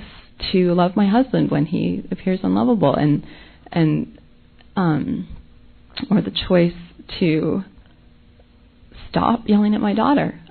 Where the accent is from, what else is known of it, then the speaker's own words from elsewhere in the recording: Nashville, Tennessee, United States; I'm from Nashville